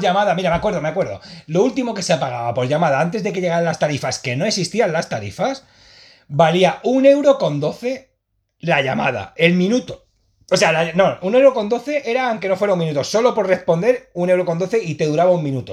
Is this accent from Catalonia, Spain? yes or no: yes; Sant Boi de Llobregat, Catalonia, Spain; Sí, de Samboy, de Llobregat